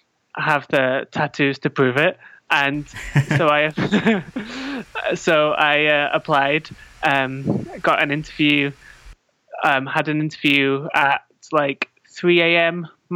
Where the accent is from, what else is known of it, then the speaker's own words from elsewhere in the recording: North West England, United Kingdom; Yeah, so I am. I'm from, just outside of Manchester, in England. I always say Manchester, but then if anybody of my friends are listening and they hear me say Manchester, they will be annoyed because I'm not actually, but just close.